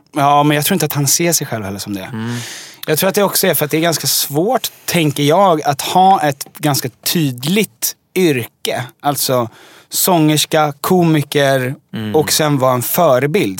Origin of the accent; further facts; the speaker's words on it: Djursholm, Stockholm County, Sweden; now in Stockholm, Sweden; jag är uppvuxen i Djursholm som mm. är eh, en mil norr om Stockholm